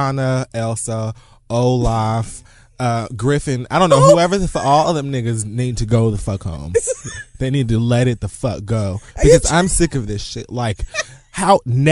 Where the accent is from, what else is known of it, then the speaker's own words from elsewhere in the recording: Jamaica; I'm fucking Jamaican